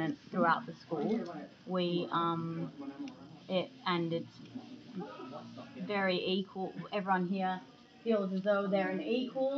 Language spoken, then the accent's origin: English; Australia; I was born in Australia.